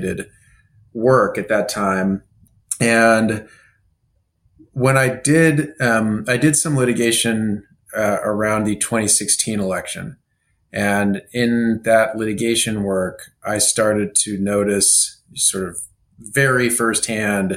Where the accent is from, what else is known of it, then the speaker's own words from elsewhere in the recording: Kansas, United States; I'm from Kansas